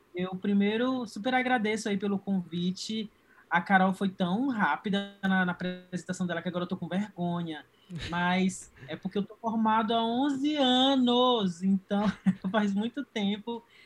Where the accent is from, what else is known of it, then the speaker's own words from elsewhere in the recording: Marabá, Pará, Brazil; moved away as an adult; eu sou do interior do Pará, eu sou de Marabá